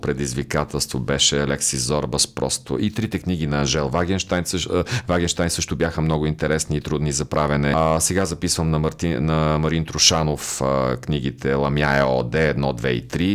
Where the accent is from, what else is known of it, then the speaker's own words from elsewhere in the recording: Botevgrad, Sofia Province, Bulgaria; Ботевград, разбира се, моя роден град